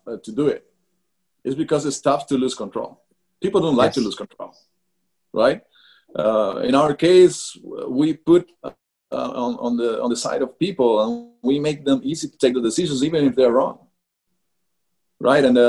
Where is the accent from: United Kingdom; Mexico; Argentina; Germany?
Argentina; moved away; also born or lived in Brazil / United States; we're coming from Argentina, very far away from everywhere